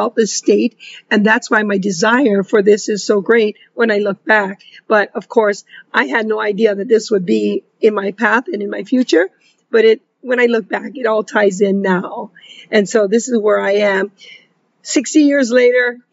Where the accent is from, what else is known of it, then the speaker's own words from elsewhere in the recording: West Side, Hawaii, United States; being from the West Side, I'm a Miley chick. We're a local Tita chick